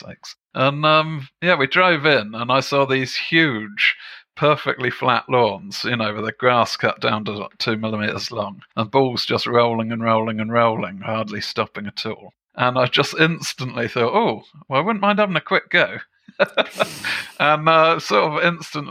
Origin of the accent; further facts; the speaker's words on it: England, United Kingdom; also born or lived in Germany; back in England, when I was a kid, I used to think that we played croquet back on our back lawn.